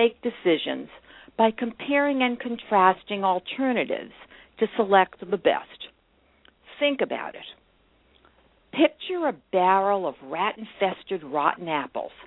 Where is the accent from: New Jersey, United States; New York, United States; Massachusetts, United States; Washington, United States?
Massachusetts, United States; Brookline; my hometown, Brookline, Massachusetts